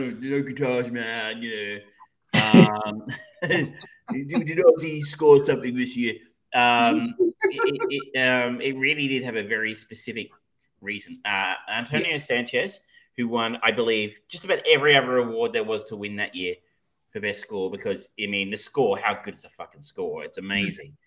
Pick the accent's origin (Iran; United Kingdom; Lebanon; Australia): Australia; I'm so Australian